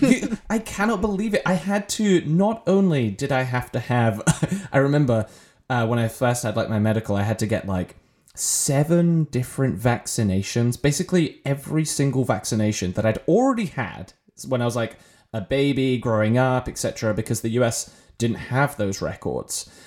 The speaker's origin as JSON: {"language": "English", "region": "England", "country": "United Kingdom", "tie": "born or raised there", "also_born_or_lived": "Ireland", "moved": "as an adult", "lives_now": "United States", "said": "I am British, uh, and not American. And when I was growing up, I had the wonders of our U K National Healthcare Service."}